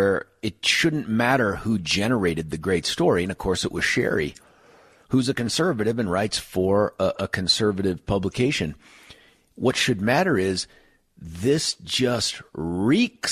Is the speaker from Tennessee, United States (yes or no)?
no; Lakewood, Colorado, United States; I'm a Jeffco kid. I grew up in Lakewood